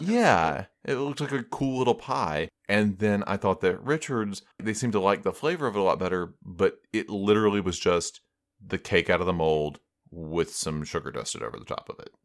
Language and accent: English; United States; I'm American